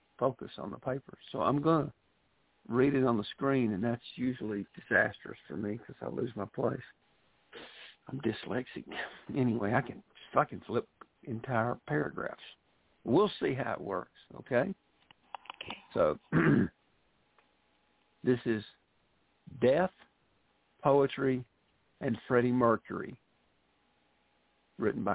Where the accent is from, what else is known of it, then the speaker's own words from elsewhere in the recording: Mississippi Delta, United States; accent: Southern; I was born in the Mississippi Delta, and that's where I was raised.